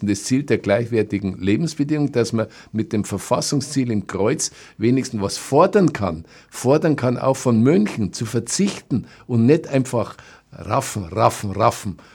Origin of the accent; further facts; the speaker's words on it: Neuburg an der Donau, Bavaria, Germany; als gebürtiger Neuburger habe ich miterlebt, wie in Ingolstadt die Raffinerie entstanden ist